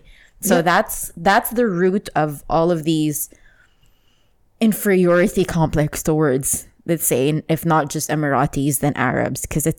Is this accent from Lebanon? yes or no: yes; Lebanon; I go to Lebanon, I go back to my home country